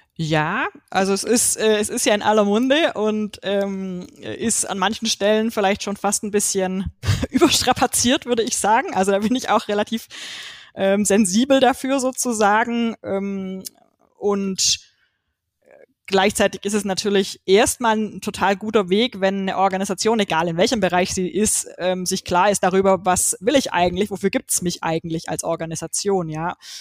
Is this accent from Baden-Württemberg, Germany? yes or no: yes; Swabia, Baden-Württemberg, Germany; ich komme aus dem Schwabenländle